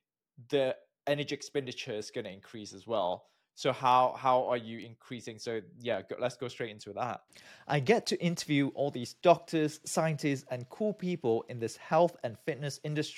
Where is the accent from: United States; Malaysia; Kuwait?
Malaysia; moved away; also born or lived in United Kingdom; I'm from Malaysia. I got my PhD from the UK